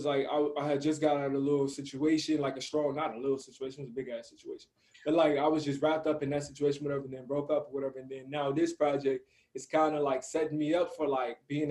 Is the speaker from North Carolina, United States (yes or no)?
no; Chicago, Illinois, United States; moved away as an adult; now in Los Angeles, United States; from Chicago. I live in LA, but I've been here since the pandemic